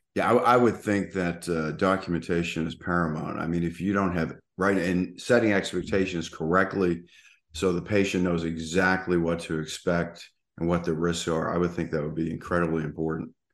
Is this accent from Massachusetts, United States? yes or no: yes; Boston, Massachusetts, United States; now in South Florida, United States; I grew up in Boston